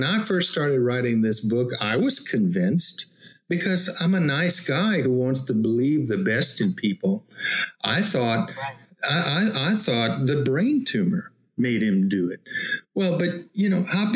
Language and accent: English; Louisiana, United States; I'm a Cajun from Louisiana.